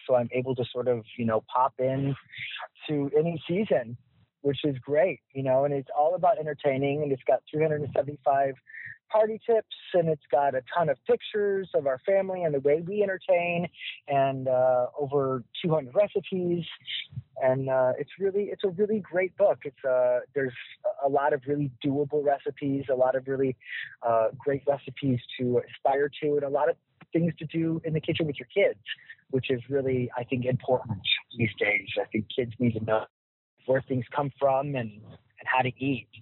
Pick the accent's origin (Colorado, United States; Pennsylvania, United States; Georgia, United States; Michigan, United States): Michigan, United States; now in New York City, United States; I'm a Midwest guy too. I'm from Michigan